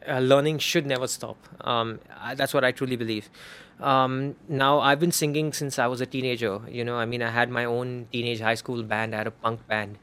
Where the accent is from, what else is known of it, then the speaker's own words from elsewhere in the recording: Bangalore, Karnataka, India; accent: Parsi Hindi accent; I'm from Bangalore, it's another thing I'm a Parsi. And Parsis have the freaking weirdest Hindi accent on the planet.